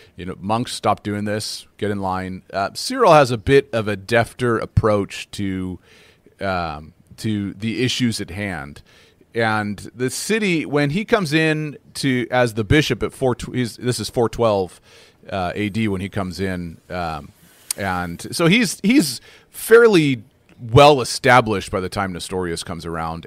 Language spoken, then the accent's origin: English; United States; also born or lived in North America; now in Canada; I'm an American by uh, by birth